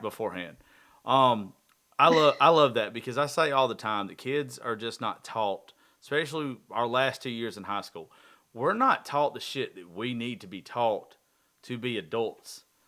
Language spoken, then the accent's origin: English; the South, United States; I'm from the South